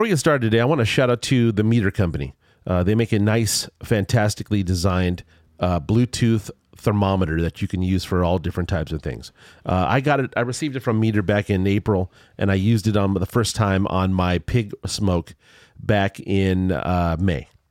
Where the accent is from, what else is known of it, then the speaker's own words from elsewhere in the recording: Culver City, California, United States; now in San Diego, United States; I grew up in Culver City, California, near the studios